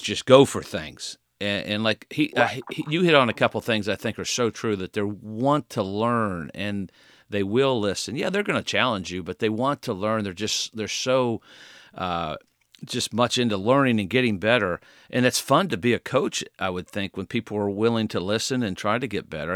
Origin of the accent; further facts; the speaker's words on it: Indiana, United States; golf courses growing up in Indiana. I used to play those golf courses